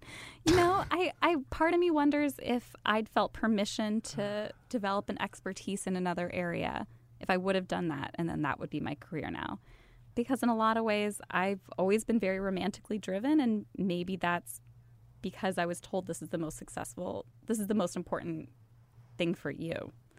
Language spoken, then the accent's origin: English; Midwest, United States; Yeah, I grew up in the Midwest. I went to like pretty standard suburban high schools.